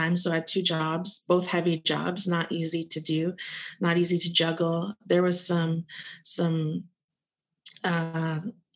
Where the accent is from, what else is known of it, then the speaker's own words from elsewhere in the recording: South Florida, United States; I'm from South Florida. Beautiful place that, you know, I live where you vacation